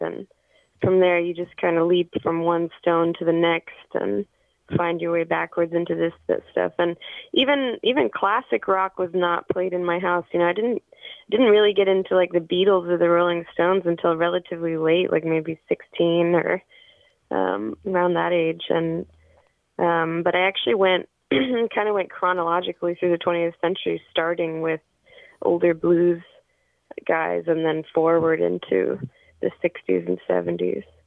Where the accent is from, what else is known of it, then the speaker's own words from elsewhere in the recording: New York City, New York, United States; I was born and raised in New York City.